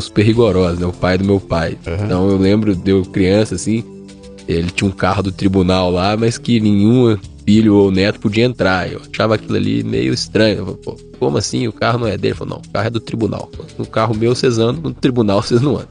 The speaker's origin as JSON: {"language": "Portuguese", "town": "Belo Horizonte", "region": "Minas Gerais", "country": "Brazil", "tie": "born or raised there", "moved": "yes", "said": "eu sou de BH"}